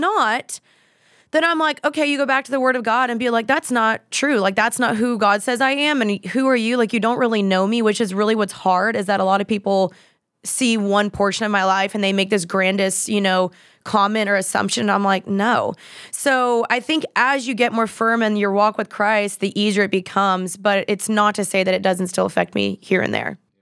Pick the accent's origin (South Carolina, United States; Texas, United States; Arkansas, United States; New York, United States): Texas, United States; Dallas; I'm from Dallas